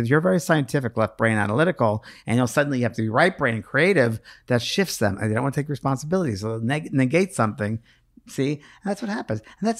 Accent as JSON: {"language": "English", "region": "New York", "country": "United States", "said": "I use pisser because I'm from New York."}